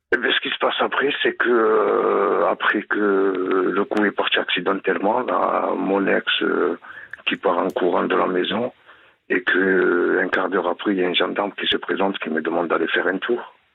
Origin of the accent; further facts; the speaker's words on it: Gard, Occitania, France; now in Aquitaine, France; Je vous appelle euh, de la région d'Aquitaine. Je suis originaire du Gard